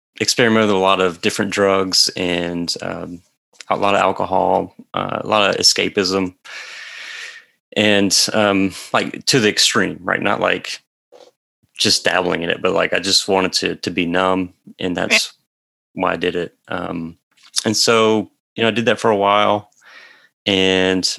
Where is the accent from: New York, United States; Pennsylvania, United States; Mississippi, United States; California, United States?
Mississippi, United States; I grew up in a small town in Mississippi, so very central part of the state.